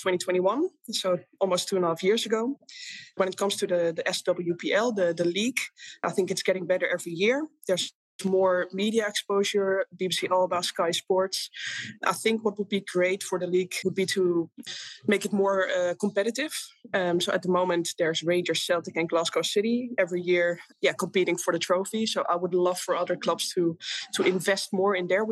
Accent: Amsterdam, North Holland, Netherlands; moved away as an adult; also born or lived in England / Italy; Being born and raised in Amsterdam

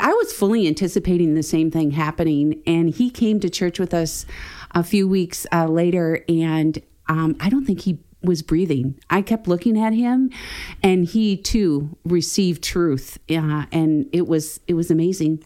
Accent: Wisconsin, United States; moved away as an adult; We are from Wisconsin

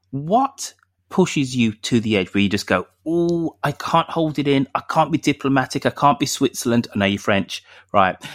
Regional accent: United Kingdom; maybe I'm being very British and being very stereotypical of our Gallic uh, neighbours

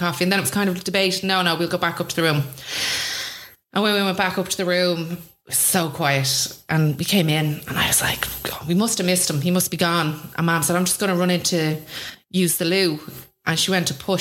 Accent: Swords, Leinster, Ireland; also born or lived in Drogheda; I grew up in Swords, so small little village.

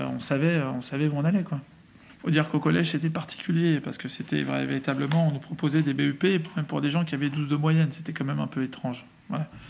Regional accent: Vitry-sur-Seine, Île-de-France, France; j'ai grandi à Vitry-sur-Seine dans le 94

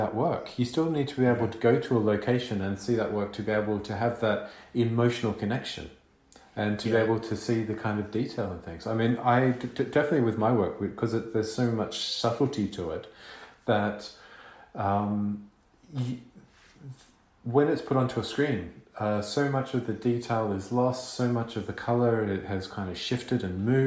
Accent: Melbourne, Victoria, Australia; moved away; also born or lived in London; I grew up in Melbourne

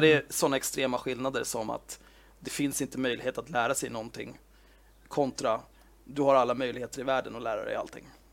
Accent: Sweden; jag är född och uppvuxen i Sverige

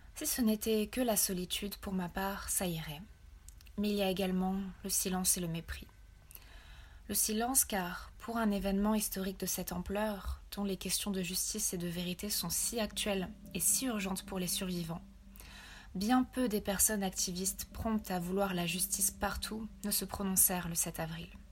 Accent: Rwanda; En tant que Rwandaise

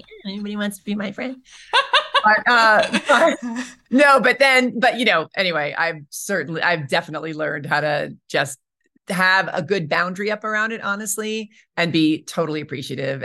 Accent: New York, United States; moved away as an adult; also born or lived in Colorado / Albuquerque / Los Angeles; now in Santa Fe, United States; I'm from New York originally, and I went to college in Colorado

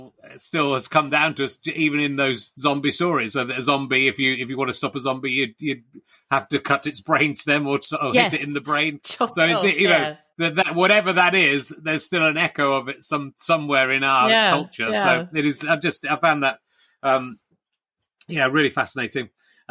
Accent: Cheddar, South West England, United Kingdom; also born or lived in Pocklington; And I was born in Pocklington and grew up in Cheddar.

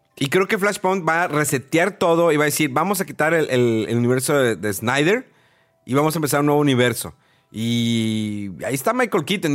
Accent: Mexico; porque era mexicano, porque soy mexicano

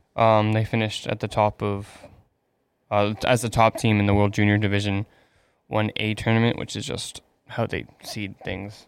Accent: Canada; I'm Canadian

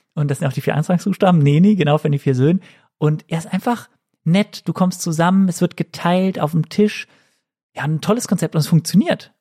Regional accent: Cologne, North Rhine-Westphalia, Germany; als Kölsche Frohnatur

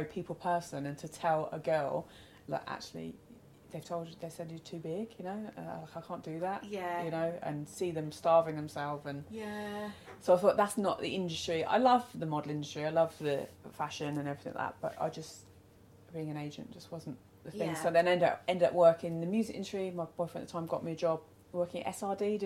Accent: Cheltenham, South West England, United Kingdom; also born or lived in Gloucestershire; I'm from Cheltenham.

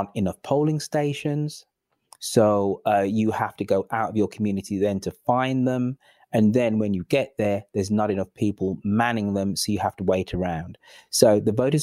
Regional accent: England, United Kingdom; I'm the English person in this.

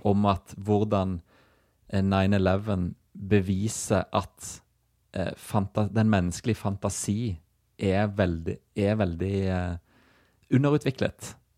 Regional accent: Stavanger, Rogaland, Norway; nabolaget vårt eh, hjemme på Hinna utenfor Stavanger

